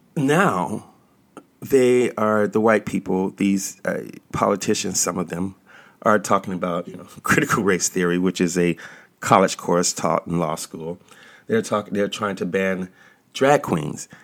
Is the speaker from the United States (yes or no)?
yes; United States; also born or lived in Washington, D.C.; I was born in this country